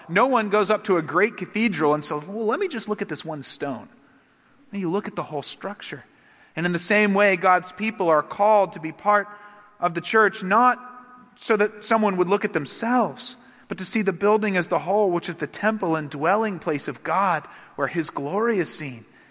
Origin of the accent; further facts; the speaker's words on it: United States; I'm an American.